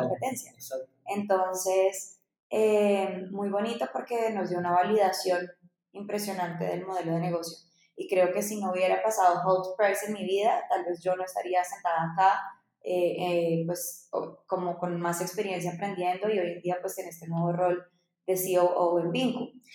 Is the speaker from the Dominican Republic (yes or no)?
yes; Dominican Republic; moved away as an adult; also born or lived in Bogotá, Colombia; yo soy colombiana, nací en Bogotá, pero crecí en República Dominicana, en la playa